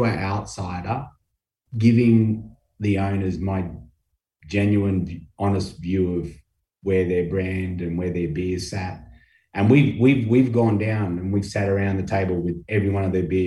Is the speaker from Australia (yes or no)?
yes; Australia; moved away as an adult; now in Portland, Maine, United States; being an Australian in Maine